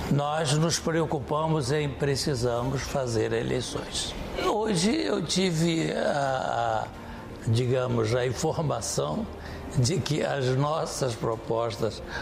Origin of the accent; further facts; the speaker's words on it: Portugal; Somos portugueses de segunda, porque eu acho que mesmo o nosso governo tem um certo receio de nos pôr, eh, de nos facilitar o voto.